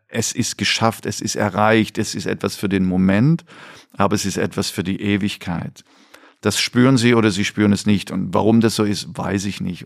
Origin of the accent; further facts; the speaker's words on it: East Germany, Germany; moved away; ich dann so als Ossi